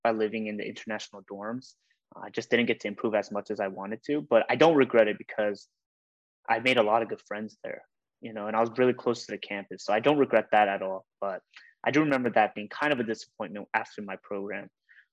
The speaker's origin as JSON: {"language": "English", "region": "Georgia", "country": "United States", "tie": "born or raised there", "said": "growing up in Georgia, the suburbs of Georgia"}